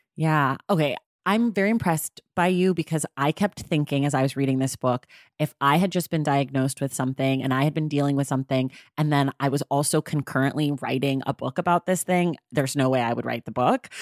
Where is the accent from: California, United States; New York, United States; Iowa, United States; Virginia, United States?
California, United States; Oakland; we grew up, uh, you and I, very close to one another. I'm from Oakland